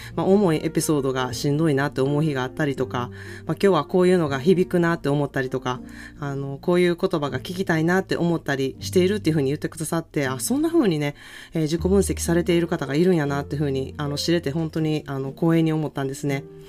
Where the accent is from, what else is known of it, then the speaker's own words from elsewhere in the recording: Japan; now in California, United States; 私の実家がなんか結構海の近くなん